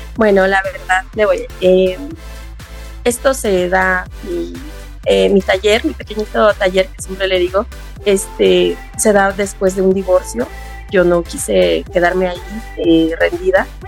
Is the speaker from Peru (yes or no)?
no; Acolma, State of Mexico, Mexico; Soy del municipio de Acolma, del pueblo de Juanala